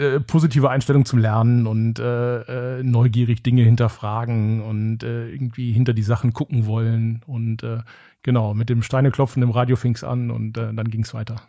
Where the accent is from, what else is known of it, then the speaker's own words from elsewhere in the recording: Engelskirchen, North Rhine-Westphalia, Germany; das ist das Engelskirchen, wo ich herkomme